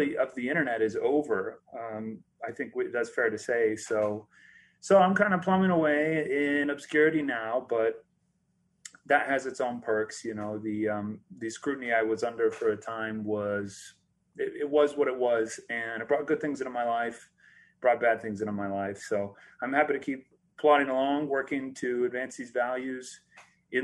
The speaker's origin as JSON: {"language": "English", "town": "Prineville", "region": "Oregon", "country": "United States", "tie": "born or raised there", "said": "I grew up in Central Oregon, in a little town called Prineville"}